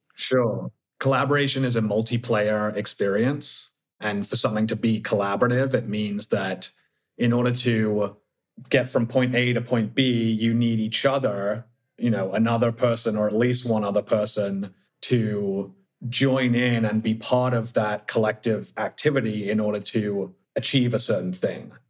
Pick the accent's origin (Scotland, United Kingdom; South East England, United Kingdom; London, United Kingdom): South East England, United Kingdom; Oxford; now in San Francisco, United States; from the UK, from Oxford originally, but I live in the outer Richmond in San Francisco